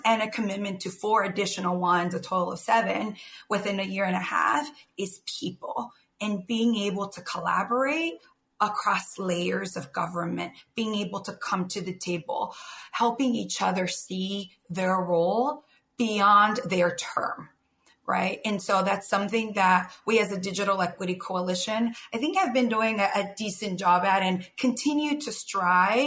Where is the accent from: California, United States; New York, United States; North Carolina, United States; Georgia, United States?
California, United States; San Jose; I grew up in the East Side of San Jose